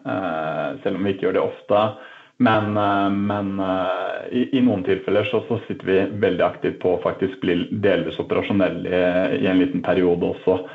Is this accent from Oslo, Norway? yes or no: yes; Oslo, Norway; also born or lived in Trondheim; Jeg er øh, født og oppvokst i Oslo